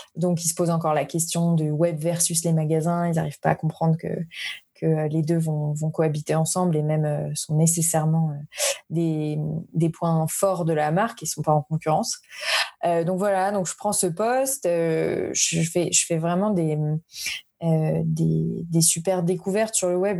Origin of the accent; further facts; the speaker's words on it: Paris suburbs, Île-de-France, France; moved away as an adult; also born or lived in Dublin, Ireland / Madrid, Spain; now in Bordeaux, France; je viens de banlieue parisienne